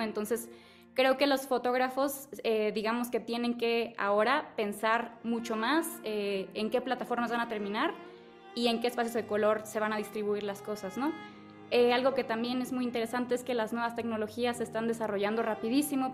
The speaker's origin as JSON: {"language": "Spanish", "region": "Chiapas", "country": "Mexico", "moved": "yes", "lives_now": "Mexico City, Mexico", "said": "yo soy de Chiapas"}